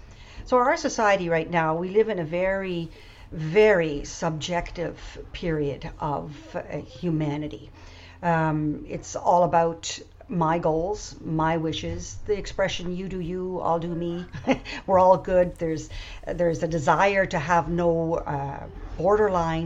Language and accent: English; PEI, Prince Edward Island, Canada; moved away as an adult; also born or lived in Germany; we decided to move back to PEI, where I had grown up